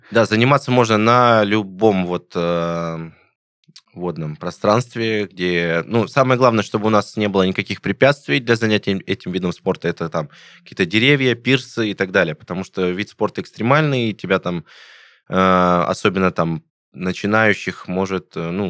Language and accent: Russian; Voronezh, Voronezh Oblast, Russia; там в Воронеже катание, ну, в моем родном городе, откуда я